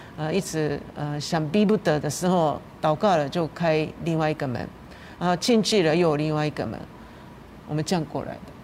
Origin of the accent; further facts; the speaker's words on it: Japan; Chinese is a second language; now in Taiwan; 日本人是一种， 一种亚洲人